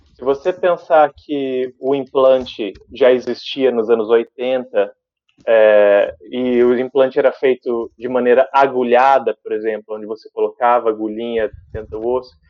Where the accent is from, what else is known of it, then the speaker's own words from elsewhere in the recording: Sumaré, São Paulo, Brazil; moved away as an adult; also born or lived in Santos; now in London, United Kingdom; E nasci em Santos, mudei para Sumaré e fui, cresci lá.